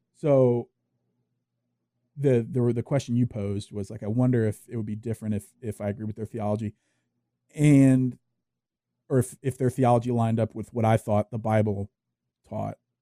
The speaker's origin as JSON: {"language": "English", "region": "Louisiana", "country": "United States", "tie": "born or raised there", "said": "I grew up in the South, I grew up in Louisiana"}